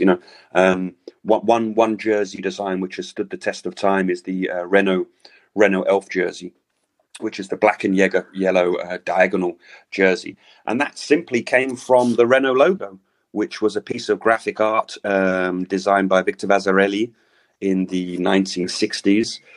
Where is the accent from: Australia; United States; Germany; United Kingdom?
United Kingdom; London; now in Paris, France; I'm from London, but I live in Paris